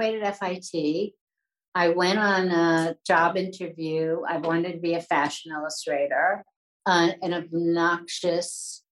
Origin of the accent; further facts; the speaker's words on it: New York City, New York, United States; I was born in New York, born in New York Hospital. I'm a New Yorker through and through.